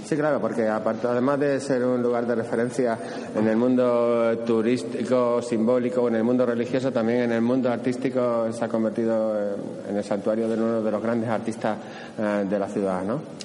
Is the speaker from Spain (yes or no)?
yes; Extremadura, Spain; para los que venimos de Extremadura